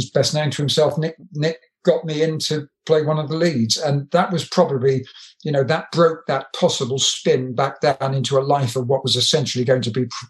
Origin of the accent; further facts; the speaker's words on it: Brighton, South East England, United Kingdom; I grew up in Brighton